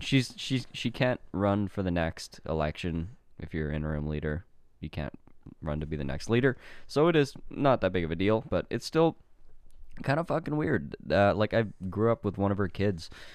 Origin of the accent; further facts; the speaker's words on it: Canada; my hometown